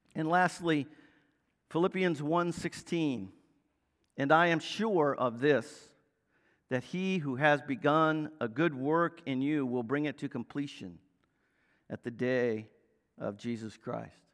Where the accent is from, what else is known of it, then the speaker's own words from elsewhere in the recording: Northern Virginia, United States; growing up in Northern Virginia, I was an Orioles fan